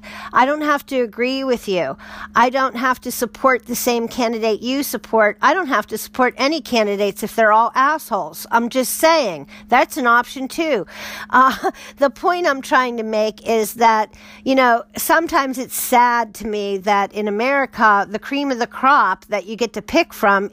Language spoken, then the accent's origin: English; United States; speaking as an American, you know, right now, that would be my bias and my background and upbringing